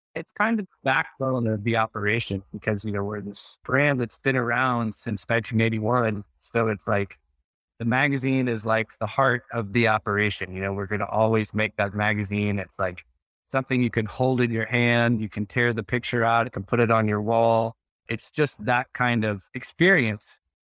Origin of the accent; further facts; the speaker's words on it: Texas, United States; I grew up in Texas